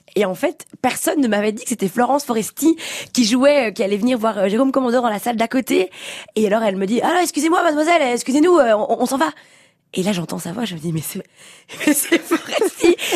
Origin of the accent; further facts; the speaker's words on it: Belgium; en tant que petite Belge qui voulait, euh, démarrer, euh, l'humour